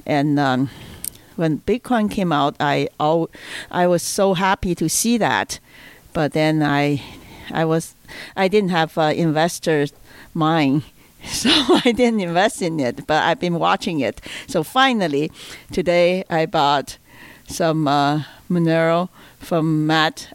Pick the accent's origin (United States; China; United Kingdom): China; moved away; I'm from China.